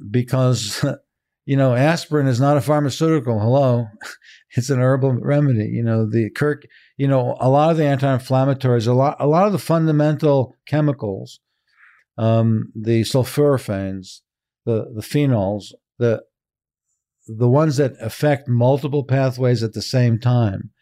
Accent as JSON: {"language": "English", "country": "Israel", "tie": "born or raised there", "moved": "yes", "lives_now": "San Francisco, United States", "said": "I was born in Israel, but my parents are European."}